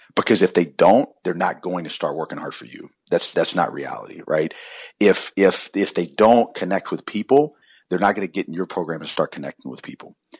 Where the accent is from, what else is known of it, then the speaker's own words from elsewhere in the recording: Columbia, South Carolina, United States; I grew up in South Carolina in Columbia